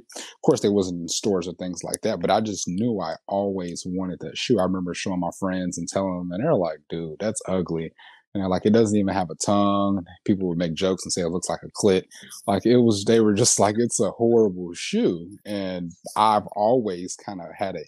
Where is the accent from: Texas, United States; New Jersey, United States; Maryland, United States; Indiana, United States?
Indiana, United States; Indianapolis; also born or lived in Gary, Indiana / Atlanta; we moved to Indianapolis when I was about 9, 10. So for the most part, I'm from here